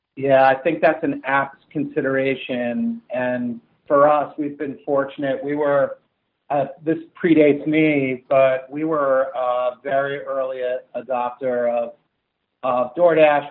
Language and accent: English; New Jersey, United States; also born or lived in East Coast; now in California, United States; I grew up in Central Jersey